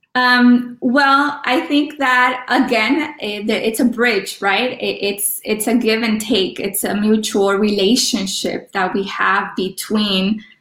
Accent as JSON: {"language": "English", "town": "Los Angeles", "region": "California", "country": "United States", "tie": "born or raised there", "first_language": "Spanish", "second_language": "English", "said": "I was born in, in LA of Mexican parents"}